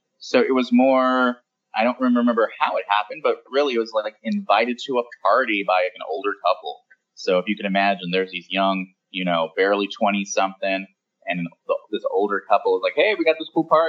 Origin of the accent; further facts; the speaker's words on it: West Coast, United States; We're both from the West Coast.